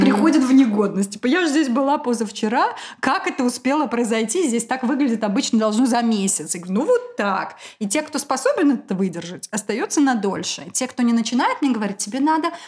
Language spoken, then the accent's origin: Russian; Moscow, Russia; я москвичка. Потомственная